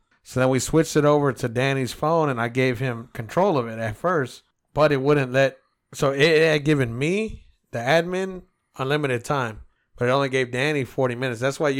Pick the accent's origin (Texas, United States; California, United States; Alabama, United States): Texas, United States; Del Valle; I'm from Del Valley.